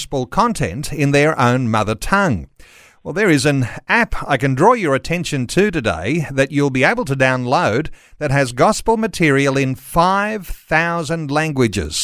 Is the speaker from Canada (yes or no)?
no; Australia; English-speaking Aussies